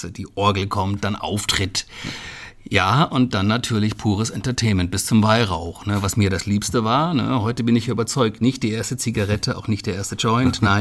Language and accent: German; Hesse, Germany; Klar, ich bin noch auf Biber äh, groß geworden, wobei groß geworden in meinem Falle ja nicht die richtige Bezeichnung ist. Ich bin dort aufgewachsen.